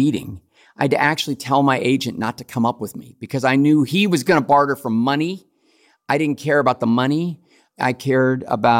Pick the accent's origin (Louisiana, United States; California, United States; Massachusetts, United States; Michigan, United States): California, United States; Los Angeles; Even though I was a child of Hollywood